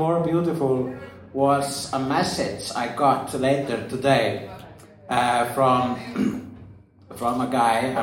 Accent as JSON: {"language": "English", "country": "Iceland", "said": "I'm Icelandic"}